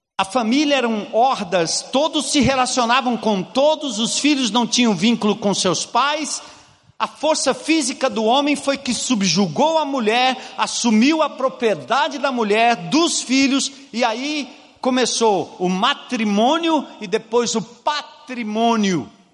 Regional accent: Brazil; nós, como brasileiros

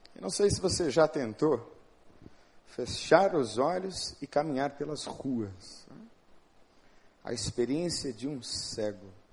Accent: São Paulo, Brazil; moved away; Eu sou de São Paulo, eu tenho uma cultura diferente, uma formação diferente

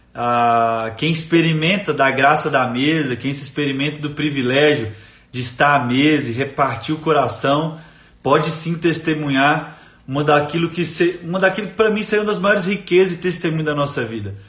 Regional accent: Timóteo, Minas Gerais, Brazil; Eu sou de Timóteo

